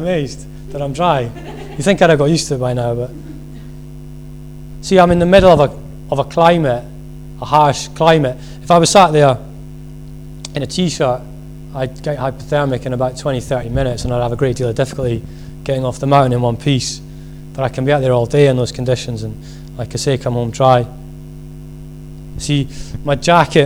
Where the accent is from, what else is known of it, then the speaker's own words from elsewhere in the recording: Scotland, United Kingdom; being Scottish